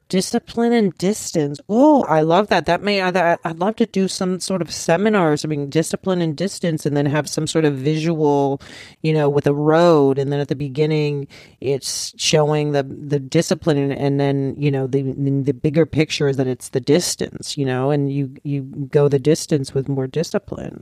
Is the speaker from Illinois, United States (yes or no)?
no; Los Angeles, California, United States; I'm from Rancho out here in, in Los Angeles